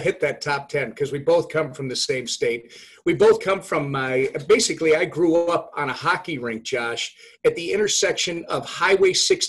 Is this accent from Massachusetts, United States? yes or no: no; Minnesota, United States; as a fellow Minnesotan.